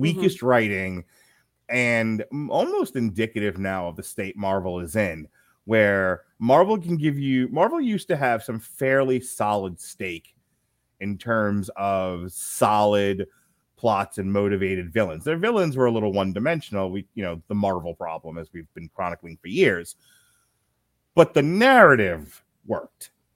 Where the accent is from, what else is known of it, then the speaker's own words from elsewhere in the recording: United States; as Americans, being American Americans